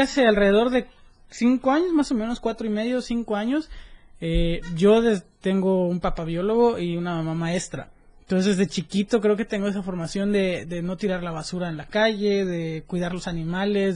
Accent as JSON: {"language": "Spanish", "country": "Mexico", "said": "en el 2019 fui delegado mexicano del Youth Congress for Sustainable Americas"}